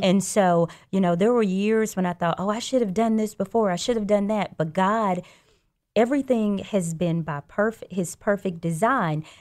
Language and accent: English; Birmingham, Alabama, United States; also born or lived in Louisiana; I grew up here in Birmingham. I grew up in the Inslee area, actually, and I graduated from Ramsey